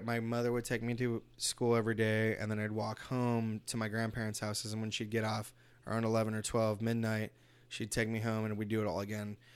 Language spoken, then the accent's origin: English; Los Angeles, California, United States; I was born in East L A, too